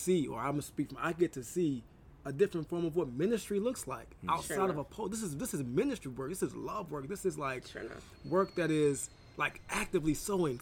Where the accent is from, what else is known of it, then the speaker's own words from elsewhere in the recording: the South, United States; I grew up in the South